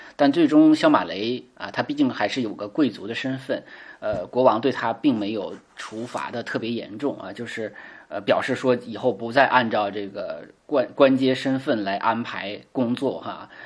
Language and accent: Chinese; China; 我们中国人